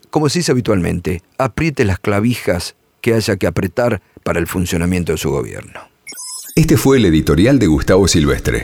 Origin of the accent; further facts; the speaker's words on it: Argentina; como muchos argentinos